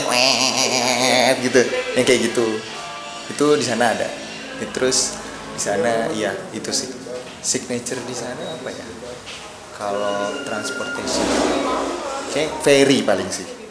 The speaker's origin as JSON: {"language": "Indonesian", "country": "Indonesia", "moved": "yes", "said": "gue sendiri orang Indo"}